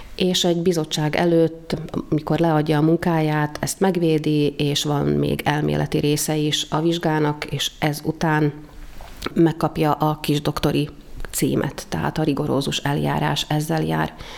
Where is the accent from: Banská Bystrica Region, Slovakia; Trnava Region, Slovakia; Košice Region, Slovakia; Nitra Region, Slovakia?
Trnava Region, Slovakia; Dunajská Streda; also born or lived in Bratislava, Slovakia; Többen voltunk ott ebben az iskolában Dunaszerdehelyről